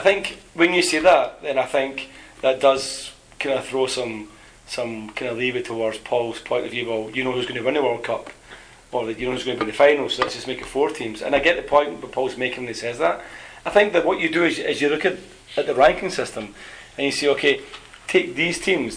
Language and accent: English; Scotland, United Kingdom; as Scottish people